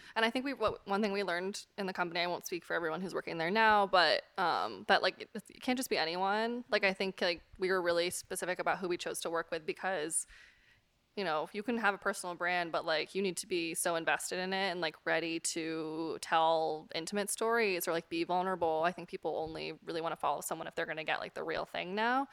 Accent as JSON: {"language": "English", "region": "West Coast", "country": "United States", "moved": "as an adult", "lives_now": "New York, United States", "said": "I'm from the West Coast originally"}